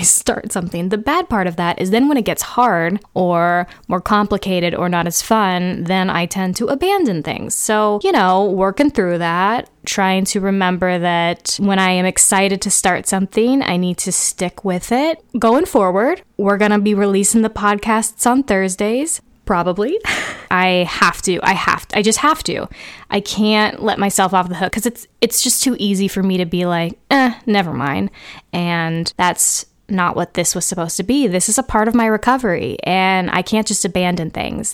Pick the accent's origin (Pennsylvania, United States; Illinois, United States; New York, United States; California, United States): California, United States; growing up in California